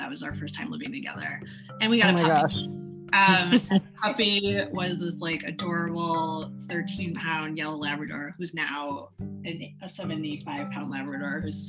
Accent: Chicago, Illinois, United States; moved away as an adult; I grew up in Chicago, left for school for 10 years and then came back.

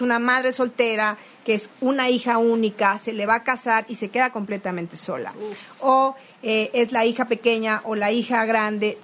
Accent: Veracruz, Mexico

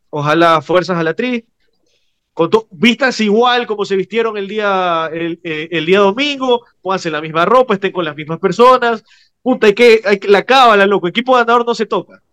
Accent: Ecuador

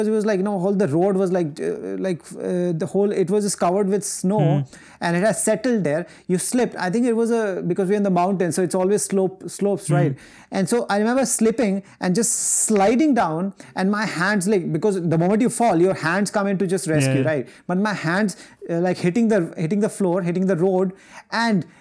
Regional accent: India; We're Indian people

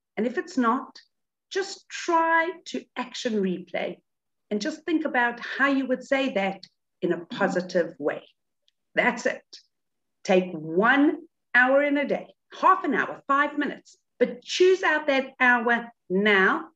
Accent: South Africa; moved away; I grew up in South Africa, but I've been out of South Africa a lot longer than I actually was there

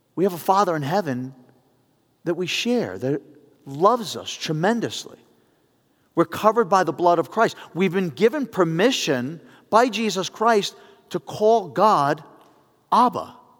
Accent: New York City, New York, United States; growing up in the Bronx

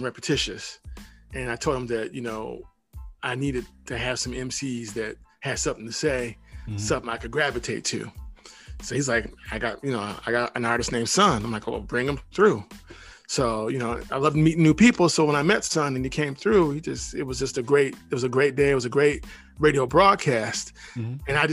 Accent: Michigan, United States; we're both from Michigan

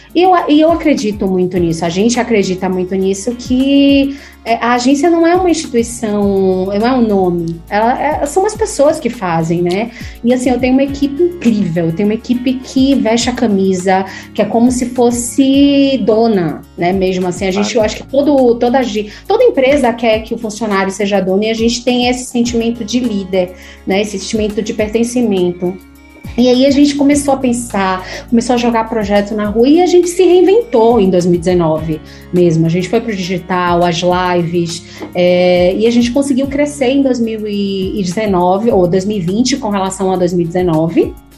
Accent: Salvador, Bahia, Brazil; Eu nasci em Salvador, é, me formei em Salvador

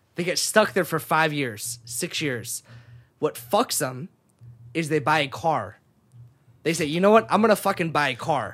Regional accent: Sacramento, California, United States; moved away as an adult; also born or lived in Japan; now in Los Angeles, United States; I moved to Sacramento, California, um, and went to high school there

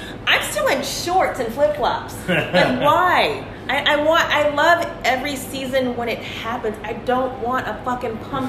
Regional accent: Louisiana, United States; moved away; I grew up in Louisiana.

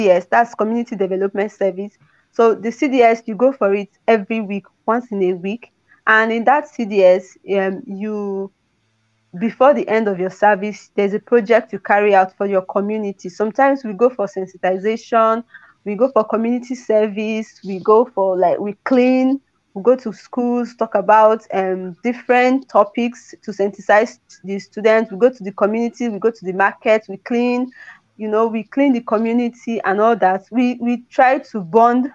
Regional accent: Niger State, Nigeria; also born or lived in Benue State / Kwara State; I was born in Niger State. I grew up. I did my secondary school, my primary school in Niger State

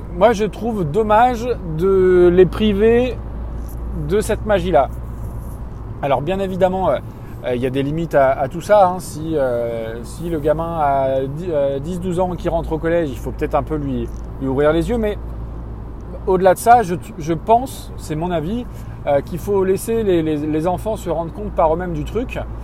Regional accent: France; je suis issu d'une famille de Français moyens

